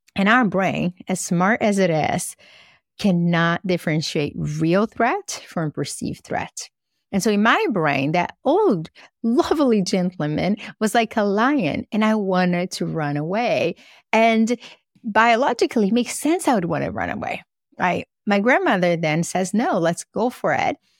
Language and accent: English; Brazil; now in United States; I grew up in Brazil